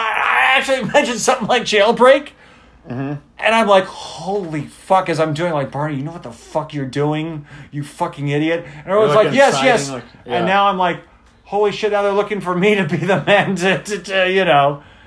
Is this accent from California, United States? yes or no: yes; California, United States; yeah, I'm from California, deal with it